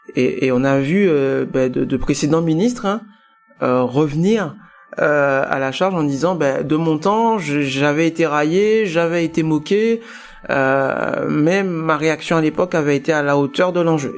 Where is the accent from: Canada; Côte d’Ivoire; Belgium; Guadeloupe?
Guadeloupe; compte tenu de mes origines, hein, je suis guadeloupéen